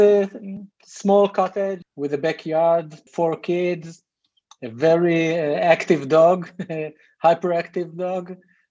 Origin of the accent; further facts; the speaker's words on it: Rehovot, Central District, Israel; I was born here and raised here and everything. So I can tell you about my perspective. I was born in Israel in a city called Rehovot.